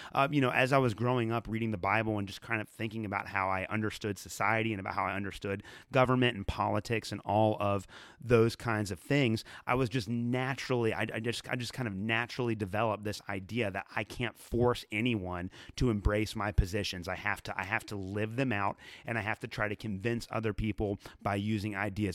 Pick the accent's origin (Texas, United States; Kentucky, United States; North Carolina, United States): Kentucky, United States; Northern; a couple of different churches in Northern Kentucky, where I am from